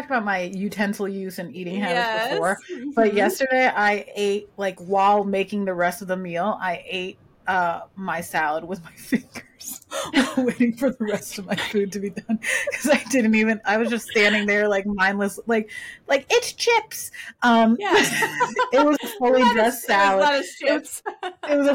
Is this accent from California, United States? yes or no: yes; Southern California, United States; I grew up in Southern California